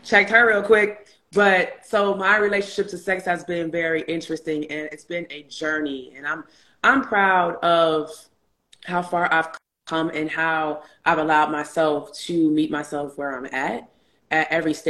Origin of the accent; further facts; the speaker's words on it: Chicago, Illinois, United States; moved away as an adult; also born or lived in New York; when I moved from Chicago to New York for undergrad